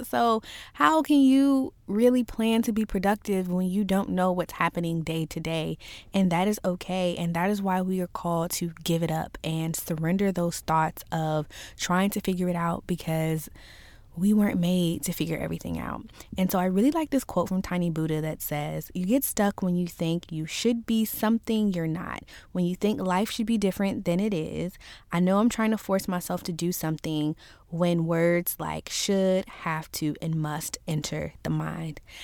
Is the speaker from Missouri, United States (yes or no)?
no; Virginia, United States; I'm from Virginia, and manners are kind of a thing here